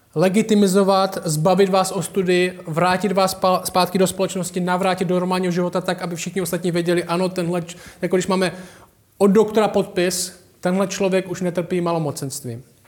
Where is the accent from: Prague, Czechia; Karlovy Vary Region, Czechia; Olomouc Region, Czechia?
Olomouc Region, Czechia; Šumperk; Já jsem vyrostl v Temenici, v paneláku.